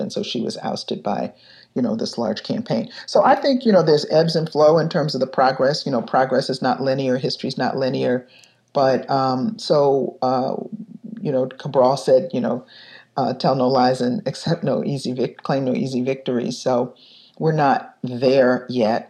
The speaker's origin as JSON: {"language": "English", "town": "Detroit", "region": "Michigan", "country": "United States", "tie": "born or raised there", "moved": "yes", "lives_now": "Chicago, United States", "said": "I was growing up in Detroit in 1967"}